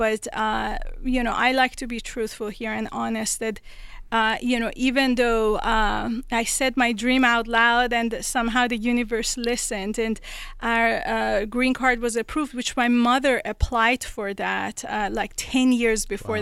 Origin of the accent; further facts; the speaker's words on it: Tehran, Tehran Province, Iran; moved away; I was born in Tehran, Iran